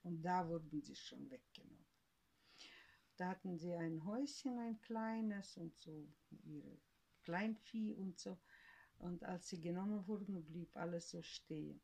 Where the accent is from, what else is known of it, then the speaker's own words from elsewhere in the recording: Western Siberia, Russia; first language German; moved away as an adult; now in Germany; geboren bin ich äh, im tiefen Sibirien, in Westsibirien wo es kalt ist bis 40